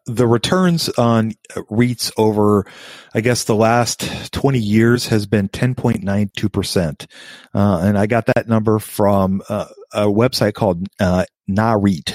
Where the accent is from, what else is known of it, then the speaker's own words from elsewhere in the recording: Des Moines, Iowa, United States; I grew up in Des Moines, Iowa